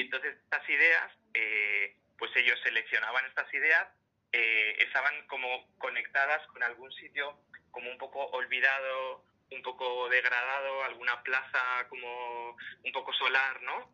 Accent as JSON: {"language": "Spanish", "town": "Madrid", "region": "Community of Madrid", "country": "Spain", "tie": "born or raised there", "said": "yo nací en Argüelles, en Madrid, y me acuerdo cuando era pequeñito que, que, al lado de mi casa estaba la biblioteca"}